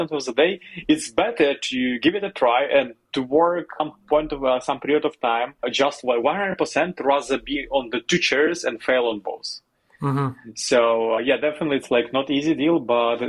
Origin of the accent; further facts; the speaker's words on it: Western Ukraine, Ukraine; moved away as an adult; also born or lived in Kyiv, Ukraine; I'm originally from the western part of Ukraine, that is close to Slovakia and Hungary, the countries